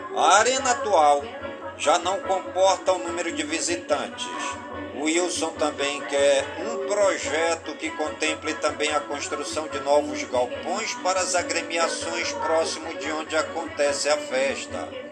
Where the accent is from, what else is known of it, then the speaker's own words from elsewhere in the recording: Careiro da Várzea, Amazonas, Brazil; a padroeira do Careiro da Vaz, é minha cidade natal.